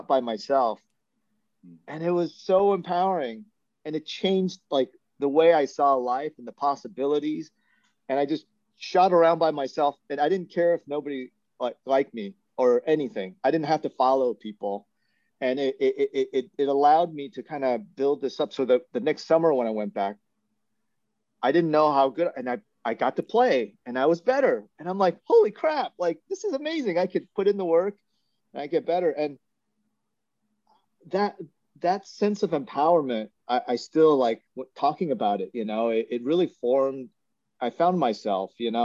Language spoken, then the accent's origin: English; Buena Park / Los Angeles area, California, United States; born or raised there; English is a second language